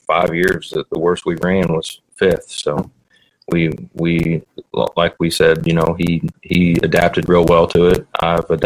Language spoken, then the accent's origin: English; North Vernon, Indiana, United States; I like to do good in front of my hometown